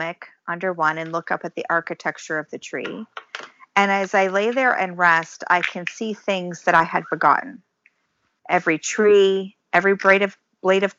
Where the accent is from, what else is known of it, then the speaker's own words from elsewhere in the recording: Ohio, United States; moved away as an adult; now in Michigan, United States; I grew up in Ohio and I was active in 4-H